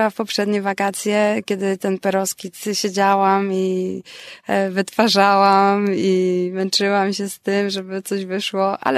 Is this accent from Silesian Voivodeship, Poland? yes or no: no; Warsaw, Masovian Voivodeship, Poland; also born or lived in Wrocław; now in Valencia, Spain; pochodzę z Warszawy.